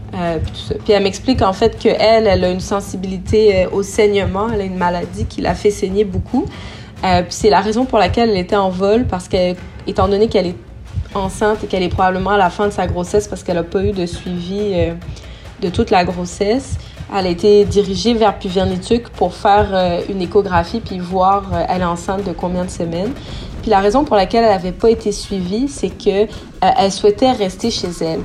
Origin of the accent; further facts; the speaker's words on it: Sherbrooke, Quebec, Canada; moved away as an adult; also born or lived in Montreal; now in Inukjuak, Canada; j'ai grandi à Sherbrooke